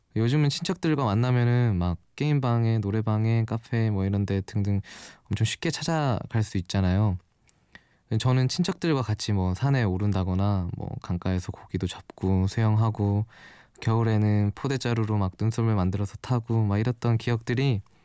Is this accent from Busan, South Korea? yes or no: no; Daegu, South Korea; moved away as an adult; now in Seoul, South Korea; 제 고향이 서울이 아니고 대구거든요. 벌써 좀 티가 났을 수도 있는데 그 대구에서 살다가 작년 1월쯤에 혼자 서울로 올라와서